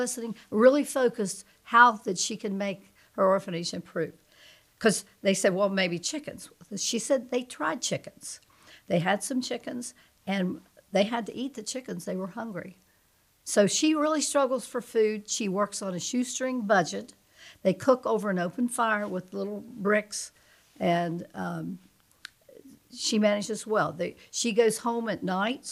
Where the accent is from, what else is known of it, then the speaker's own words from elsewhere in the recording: West Virginia, United States; also born or lived in Florida; now in Portsmouth, Ohio, United States; my little church growing up in West Virginia, little Mud River Church